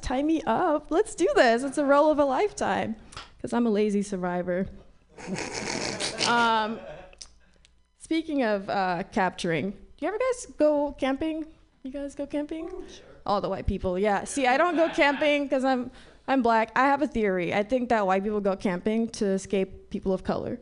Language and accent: English; Nigeria; moved away; I grew up in Africa